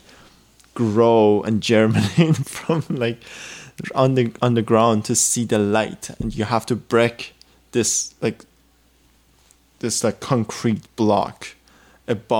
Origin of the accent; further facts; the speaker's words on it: Iran; moved away; I come from Iran, I come from a whole background of like everything's conservative